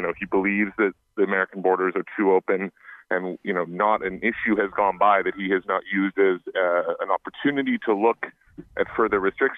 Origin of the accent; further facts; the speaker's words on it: Canada; Well, yeah, and I'm Canadian, so I'm at the nexus of this one.